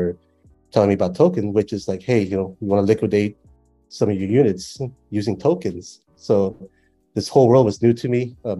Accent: United States; moved away as an adult; now in Cambodia; growing up in the States, it's a, you know, very developed country

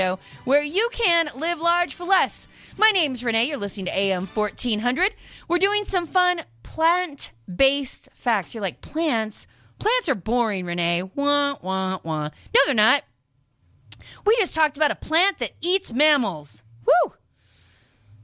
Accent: Washington, United States; I grew up in Washington State

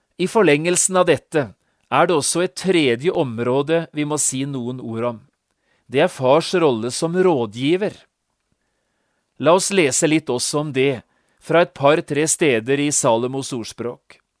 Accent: Notodden, Telemark, Norway; hjemme på Notodden

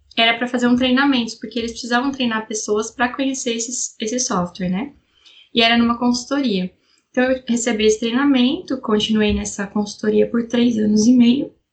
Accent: São José dos Campos, São Paulo, Brazil; Eu sou de São José dos Campos, eh, São Paulo, interior de São Paulo, região do Vale do Paraíba

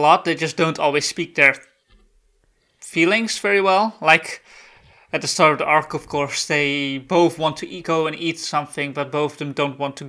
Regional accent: California, United States; I'm from California.

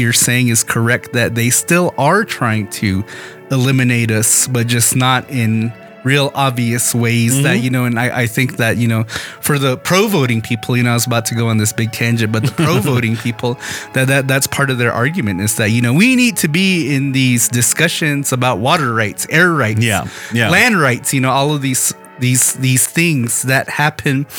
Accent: United States; being a Native person

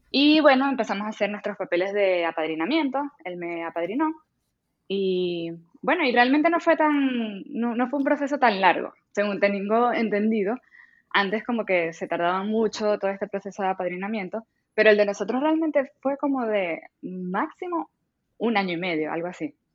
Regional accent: Maracaibo, Zulia, Venezuela; moved away as an adult; also born or lived in Colombia / Spain; now in Canada; yo vengo de Maracaibo, que es, digamos, una ciudad relativamente pequeña

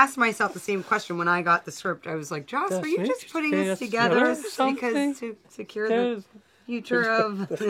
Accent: New York, United States; I'm from New York

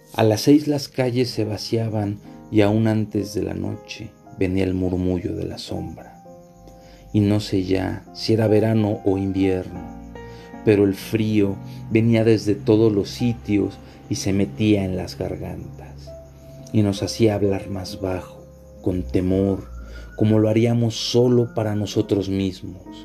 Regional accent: Mexico; also born or lived in Paraguay; sabía que era mexicano

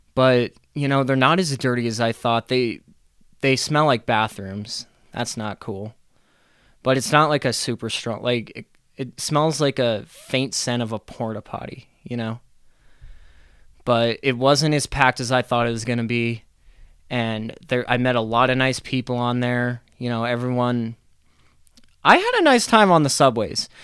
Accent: Golden, Colorado, United States; also born or lived in Arvada; I'm from Arvada. Uh, you know, I grew up in Golden

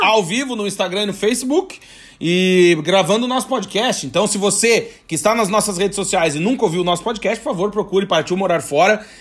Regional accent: Brazil; moved away as an adult; now in Portugal; nós somos brasileiros, tem mania de ser íntimo das pessoas

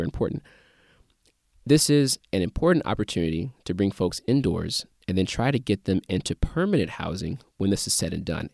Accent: St. Louis, Missouri, United States; born or raised there

